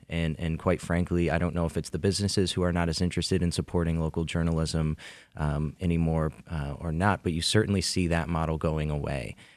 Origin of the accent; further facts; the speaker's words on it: Macomb County, Michigan, United States; I grew up in Macomb County